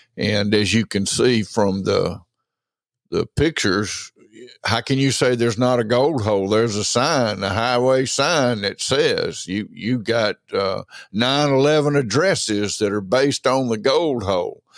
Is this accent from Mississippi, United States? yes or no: yes; Franklin County, Mississippi, United States; born and raised in Franklin County, Mississippi